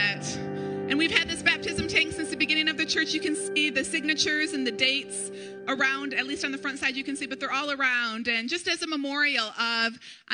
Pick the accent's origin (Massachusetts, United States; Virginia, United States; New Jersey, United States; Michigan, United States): Michigan, United States; Brighton; moved away; Eric and I grew up in Livingston County. We grew up in Brighton